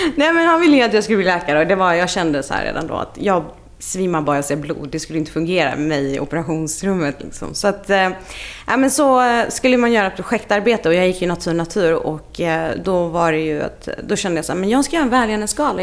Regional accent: Lund, Skåne, Sweden; moved away as an adult; also born or lived in Iraq / Russia / Stockholm / Dublin; jag är så uppvuxen i Lund och gick eh, gymnasiet där

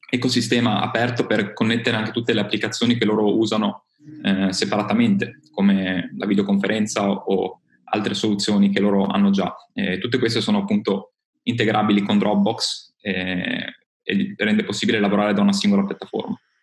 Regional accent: Friuli-Venezia Giulia, Italy; io vengo dal Friuli Venezia Giulia

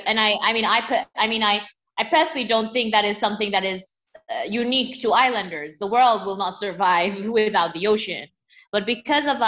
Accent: Seychelles; I grew up in the Seychelles, you know, and had, a pretty typical island upbringing

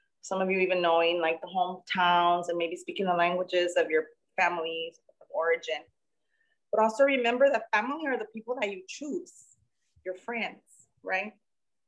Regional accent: Los Angeles, California, United States; I grew up in segregated Los Angeles in the 80s

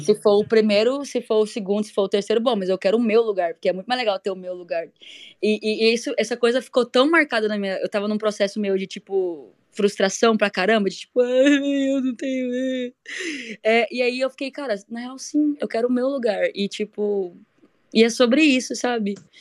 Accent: Goiânia, Goiás, Brazil; eu sou de Goiânia

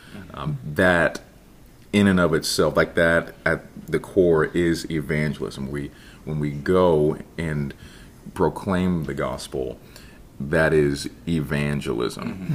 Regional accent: Ireland, Indiana, United States; also born or lived in Jasper, Indiana; I grew up in Jasper, Indiana, that okay. that area specifically Ireland, Indiana, okay. very very small town

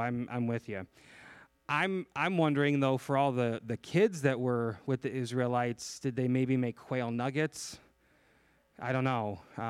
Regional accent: Chicago, Illinois, United States; I came from Chicago.

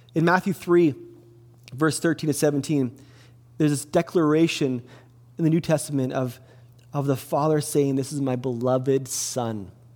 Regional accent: Kelowna, British Columbia, Canada; also born or lived in Salmon Arm; I grew up in Kelowna. I grew up on 816 Leon Avenue, downtown Kelowna

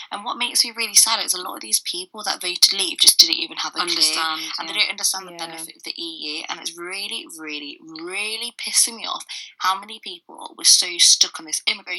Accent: United Kingdom; I'd always say I'm British.

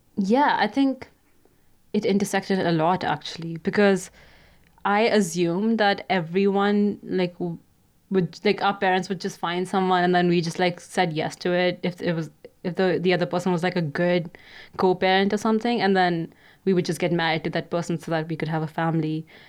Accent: India; moved away as an adult; now in Canada; I'm currently studying in Canada, but I grew up in India

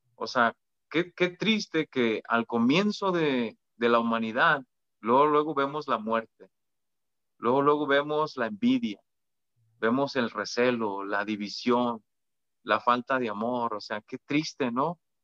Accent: Mexico; los que somos mexicanos

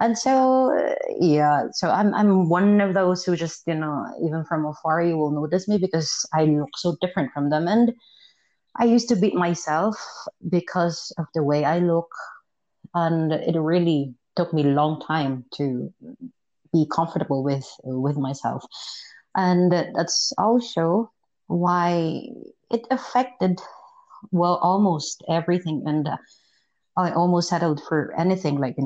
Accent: Philippines; moved away as an adult; also born or lived in Malaysia; I am from the Philippines.

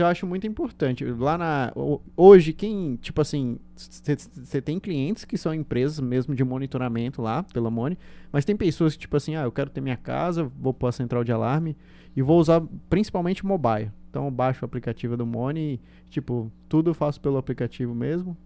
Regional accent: Bahia, Brazil; sou baiano

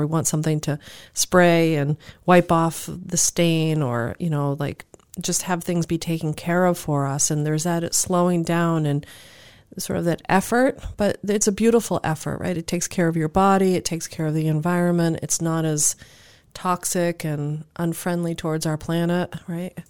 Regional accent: Cape Cod, Massachusetts, United States; growing up on Cape area

